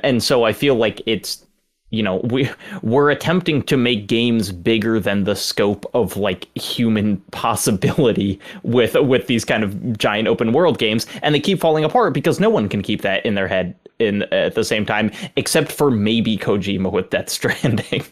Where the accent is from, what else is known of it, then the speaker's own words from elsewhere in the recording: the South, Southern United States, United States; as a Southerner